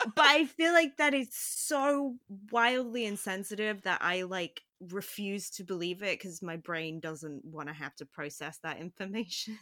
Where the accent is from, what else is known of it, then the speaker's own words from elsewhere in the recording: Phoenix, Arizona, United States; near Phoenix, where I grew up